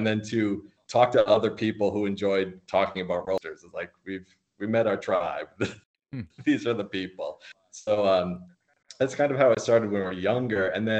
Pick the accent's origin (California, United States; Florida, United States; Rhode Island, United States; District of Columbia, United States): Rhode Island, United States; moved away; we're from Rhode Island originally